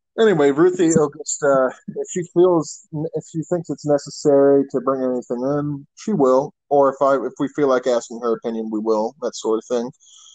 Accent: eastern Arkansas, United States; also born or lived in Fayetteville, Arkansas; And we are both from Arkansas, the eastern part of the state.

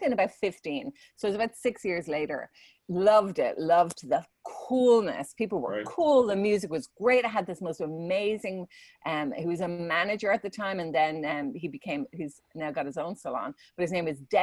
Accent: Dublin, Leinster, Ireland; moved away as an adult; now in United States; I'm originally from Ireland. I was born in Dublin.

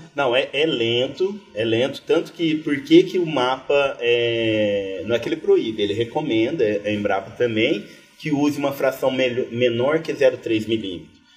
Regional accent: Batatais, São Paulo, Brazil; moved away as an adult; also born or lived in Piauí / Pombal; now in Areia, Brazil; eu sou do interior de São Paulo, sou da cidade que chama Batatais, é perto de Ribeirão Preto, ali nordeste do estado de São Paulo.

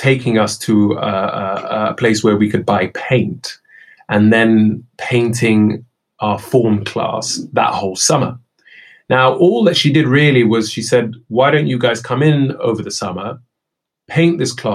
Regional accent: United Kingdom; also born or lived in Kenya / Somalia; I came to the UK as a 9-year-old unaccompanied child refugee

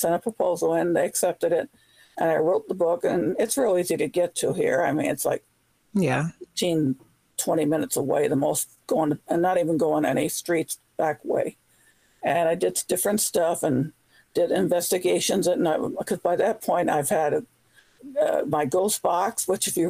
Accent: California, United States; now in Virginia, United States; I grew up in California

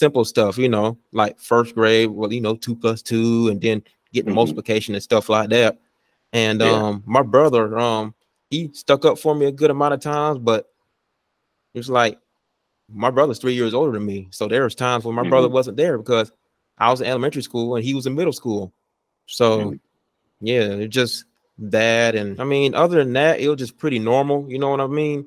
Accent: Vidalia, Georgia, United States; I'm from Vidalta, Georgia

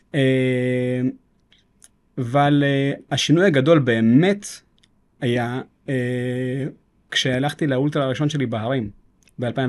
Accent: Jerusalem, Jerusalem District, Israel; רחובות ירושלים, וגדלתי שם.

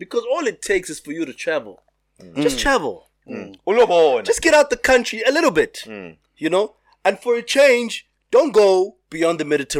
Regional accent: South Africa; we told them that we're from South Africa.

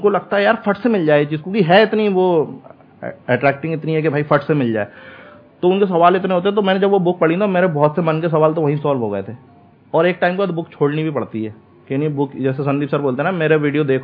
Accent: Bhopal, Madhya Pradesh, India; मैं भोपाल से हूँ तो मैं खराब कर रहा हूँ

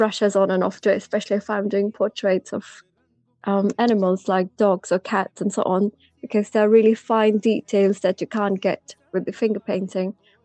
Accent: Pakistan; moved away

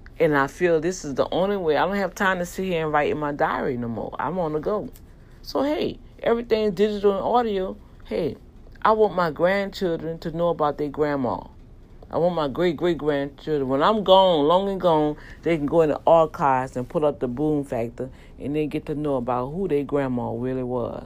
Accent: New Orleans, Louisiana, United States; growing up in Algiers

